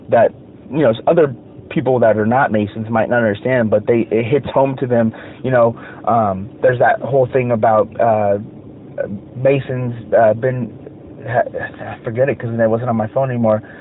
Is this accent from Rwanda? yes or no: no; United States; I love being an American.